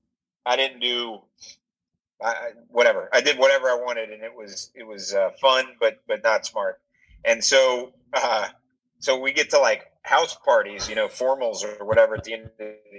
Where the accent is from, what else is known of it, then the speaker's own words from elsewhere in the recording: Atlanta, Georgia, United States; I grew up in Atlanta. You know, I was in a member of a country club in Atlanta, Georgia